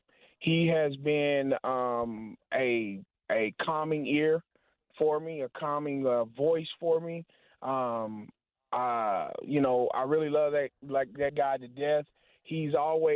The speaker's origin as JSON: {"language": "English", "town": "Hope", "region": "Arkansas", "country": "United States", "tie": "born or raised there", "moved": "yes", "lives_now": "Wichita, United States", "said": "I'm originally from Arkansas. Went to high school at a little bitty town in Hope, Arkansas. I just grew up"}